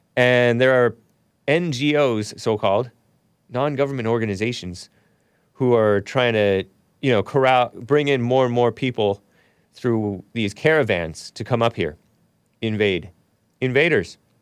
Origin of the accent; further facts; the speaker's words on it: United States; I'm American